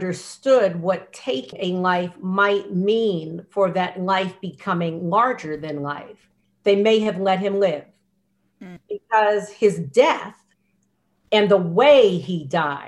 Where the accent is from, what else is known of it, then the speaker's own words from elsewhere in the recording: United States; I'm American, born here